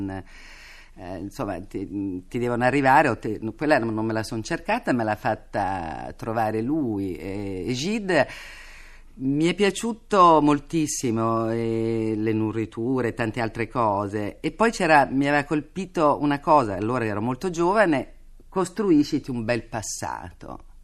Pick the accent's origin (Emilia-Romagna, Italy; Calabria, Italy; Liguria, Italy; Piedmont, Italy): Piedmont, Italy; Turin; E io poi ero torinese e da torinese